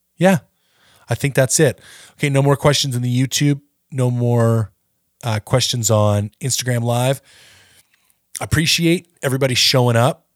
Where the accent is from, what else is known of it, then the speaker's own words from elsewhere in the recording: Ontario, Canada; I'm from Ontario